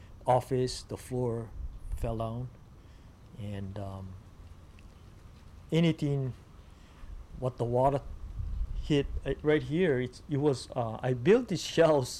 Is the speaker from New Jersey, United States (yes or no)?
no; Hanalei, Hawaii, United States; when I was growing up in Hanalei